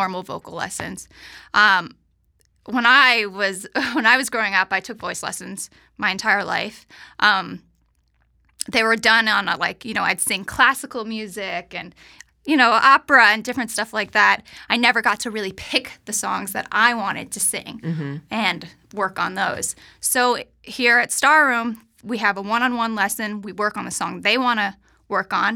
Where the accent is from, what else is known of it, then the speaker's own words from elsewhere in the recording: New York City, New York, United States; moved away as an adult; also born or lived in Los Angeles; now in Charlotte, United States; I'm from New York